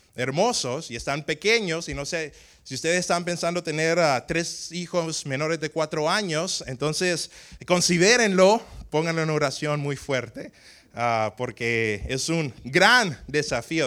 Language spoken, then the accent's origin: Spanish; Tegucigalpa, Francisco Morazán, Honduras; yo nací en Tegucigalpa, Tegucigalpa en Honduras